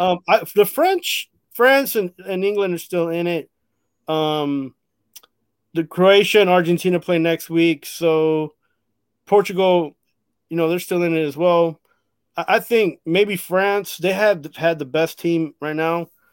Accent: Costa Rica; I'm from Costa Rica

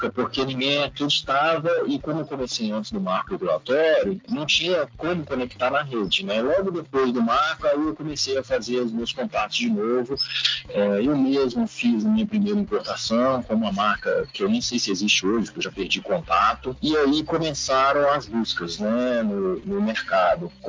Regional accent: Belo Horizonte, Minas Gerais, Brazil; Nasci e cresci em Belo Horizonte, Minas Gerais.

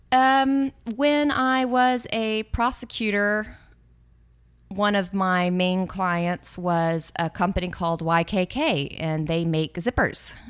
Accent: Austin, Texas, United States; moved away as an adult; now in San Francisco, United States; was born and raised in Austin, Texas. Um, I lived there with my family until I was around

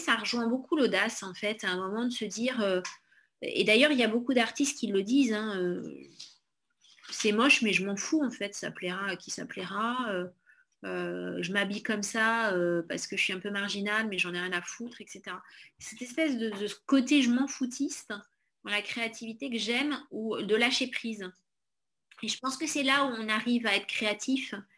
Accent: Corrèze, Nouvelle-Aquitaine, France; on est originaire de Corrèze

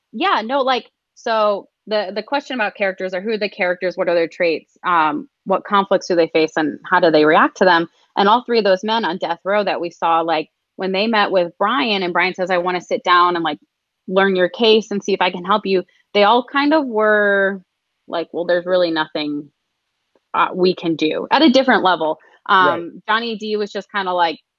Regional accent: Michigan, United States; moved away; I grew up in Michigan

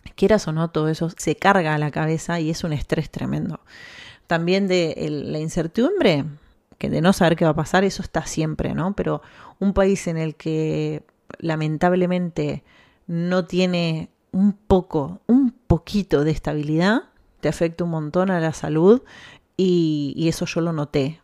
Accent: Argentina; accent: Argentine; moved away as an adult; now in Spain; yo estoy orgullosa de ser argentina

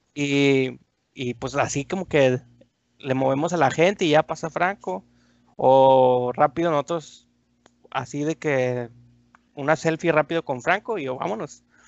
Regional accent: Torreón, Coahuila, Mexico; born or raised there; moved away as an adult; also born or lived in Durango, Durango, Mexico; now in Monterrey, Mexico

